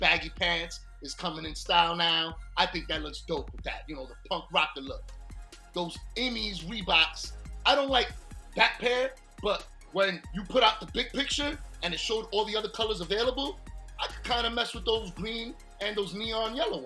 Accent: New York tri-state area, United States; we are from the New York tri-state area

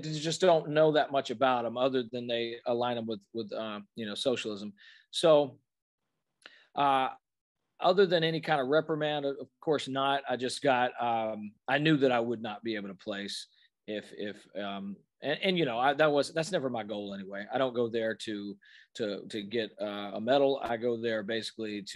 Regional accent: Birmingham, Alabama, United States; that's my hometown. That's where I am right now

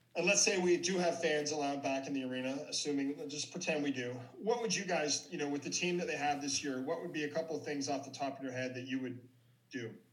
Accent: Ottawa, Ontario, Canada; my hometown hockey team, the Senators

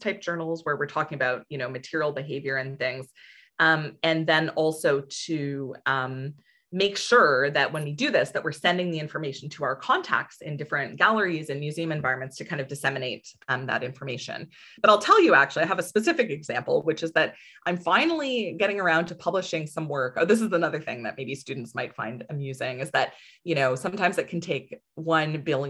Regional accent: Ontario, Canada; moved away as an adult; also born or lived in Alberta; I'm from Ontario.

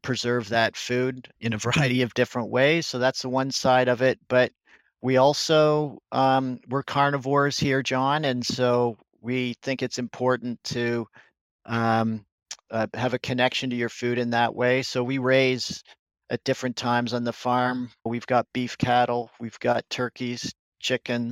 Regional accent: Canada; I'm a Canadian

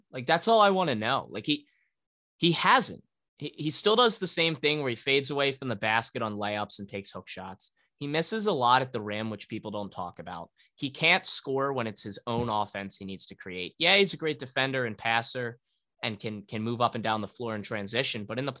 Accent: Newtown Square, Pennsylvania, United States; I was born and raised in Delco. I like to say that my area of Newtown Square is more mainline than Delco.

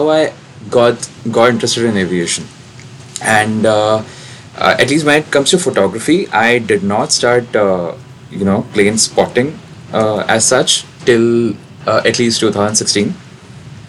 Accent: New Delhi, Delhi, India; I'm in New Delhi, India, and I was born and brought up here

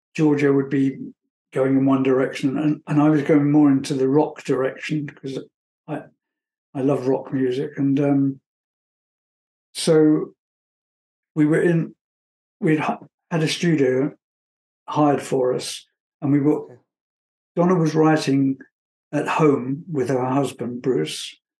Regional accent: England, United Kingdom; moved away as an adult; also born or lived in Munich, Germany; I was from England

